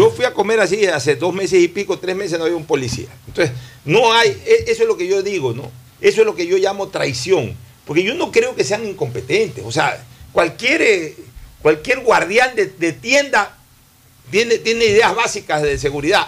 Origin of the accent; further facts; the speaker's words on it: Ecuador; como ecuatoriano